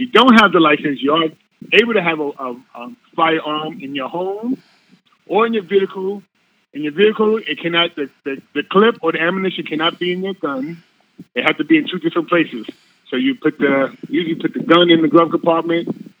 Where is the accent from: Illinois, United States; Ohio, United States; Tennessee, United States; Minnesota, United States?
Ohio, United States; I'm from Ohio. I reside in Ohio.